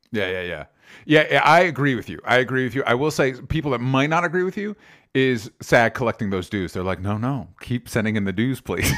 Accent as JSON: {"language": "English", "region": "Florida", "country": "United States", "tie": "born or raised there", "said": "somebody that grew up in Florida, not Miami, but I grew up in Florida"}